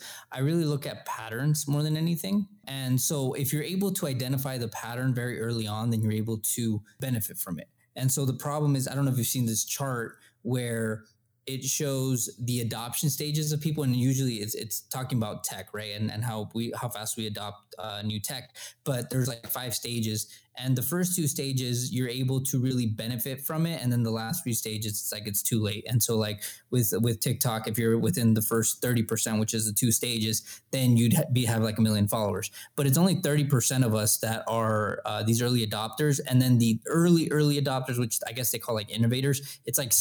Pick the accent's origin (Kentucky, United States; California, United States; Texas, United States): Texas, United States; El Paso; We're from El Paso. This is where we're at right now.